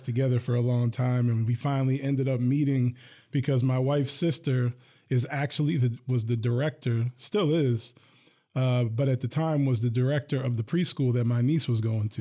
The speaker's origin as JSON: {"language": "English", "town": "Hillsdale", "region": "New Jersey", "country": "United States", "tie": "born or raised there", "moved": "yes", "lives_now": "Lansing, United States", "said": "Bergen County, New Jersey. I grew up in a town called Hillsdale"}